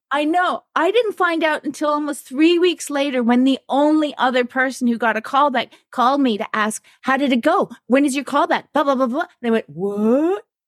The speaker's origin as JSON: {"language": "English", "town": "Toronto", "region": "Ontario", "country": "Canada", "tie": "born or raised there", "said": "I grew up here in Toronto in, in North York"}